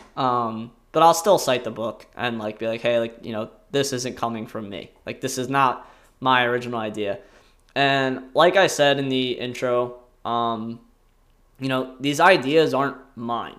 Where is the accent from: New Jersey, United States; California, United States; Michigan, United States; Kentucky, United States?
New Jersey, United States; Salem County; I grew up in Salem County, New Jersey, uh, which is a very rural, very kinda blue blood county